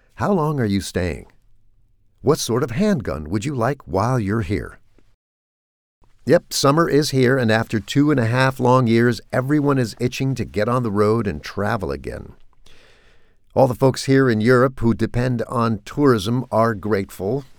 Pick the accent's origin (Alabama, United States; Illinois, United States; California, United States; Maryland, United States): California, United States; moved away; growing up in California